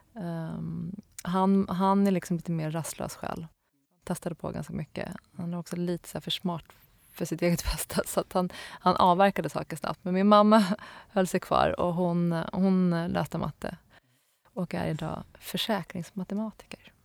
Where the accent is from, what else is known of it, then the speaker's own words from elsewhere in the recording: Stockholm, Stockholm County, Sweden; also born or lived in Linköping; sen flyttade vi till Stockholm och då till, eh, till Akalla där jag är uppvuxen